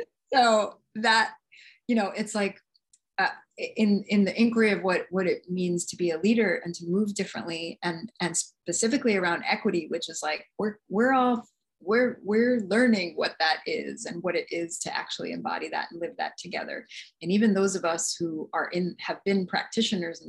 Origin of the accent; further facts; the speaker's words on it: New York City, New York, United States; moved away as an adult; also born or lived in Nagasaki Prefecture, Japan; I was born in Jamaica, Queens in New York City to two East Indian immigrant parents